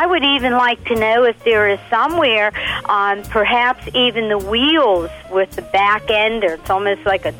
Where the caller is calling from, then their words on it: Pittsburgh, Pennsylvania, United States; I'm calling from Pittsburgh, Pennsylvania.